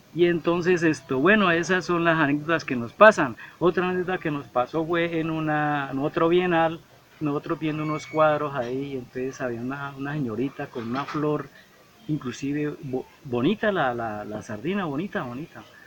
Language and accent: Spanish; Bucaramanga, Santander, Colombia; soy nacido en Bucaramanga, eh, nacido en un barrio que se llama San Alonso. Actualmente vivo en el barrio Kennedy en la zona norte